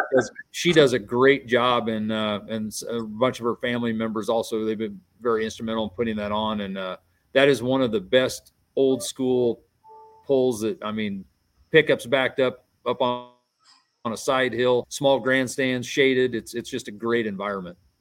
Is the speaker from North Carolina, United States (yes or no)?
no; Bridgeport, Nebraska, United States; we're doing our poll here in Bridgeport